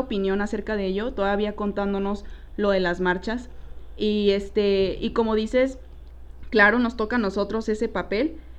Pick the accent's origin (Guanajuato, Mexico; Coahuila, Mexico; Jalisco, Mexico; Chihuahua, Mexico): Coahuila, Mexico; Torreón; moved away as an adult; now in Guadalajara, Mexico